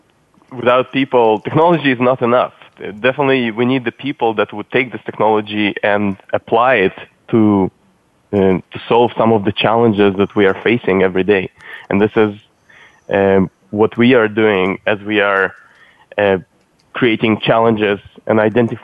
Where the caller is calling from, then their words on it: San Francisco, California, United States; From San Francisco, from our offices.